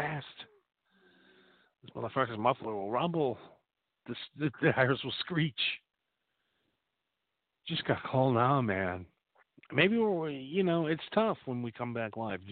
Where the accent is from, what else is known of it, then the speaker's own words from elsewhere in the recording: Appleton, Wisconsin, United States; I'm from Wisconsin. So as you know, I grew up in Appleton, Wisconsin.